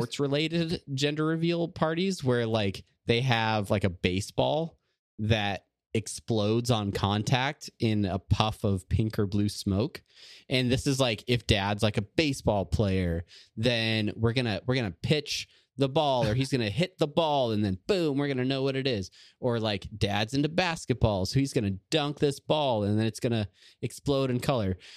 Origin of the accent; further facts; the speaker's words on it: Southern California, United States; I'm from Southern California in the eighties